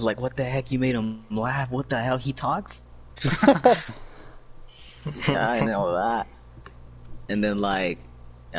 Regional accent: Mendota, California, United States; also born or lived in Los Angeles; I relatively grew up in Mendota, but I was originally born in Los Angeles. I was there for what, like 4 months

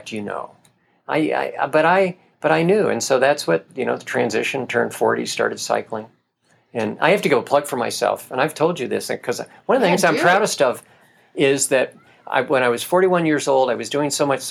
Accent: Middletown, New York, United States; I was in a race in my hometown. I was 35 years old, Middletown, New York

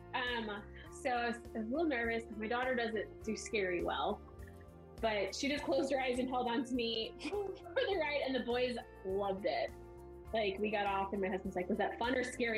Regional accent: St. Louis, Missouri, United States; we're from St. Louis

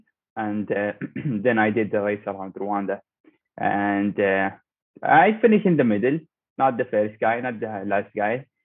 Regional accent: Dubai, United Arab Emirates; I am from Dubai. I work as a mechanical engineer in Dubai Electricity. And I was born in Dubai. I live in Dubai. I'm from here.

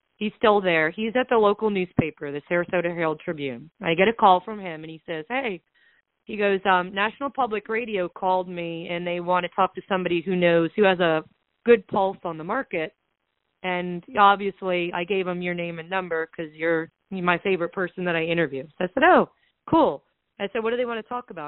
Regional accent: Southwest Florida, United States; I was born and raised in Southwest Florida

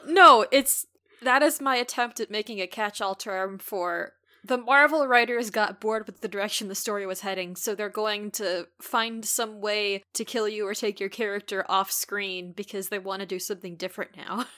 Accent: Midwest, United States; being a Midwesterner

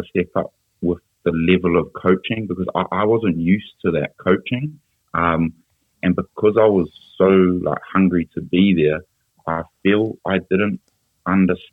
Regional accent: Auckland, New Zealand; moved away as an adult; also born or lived in Glasgow / London; growing up in Auckland

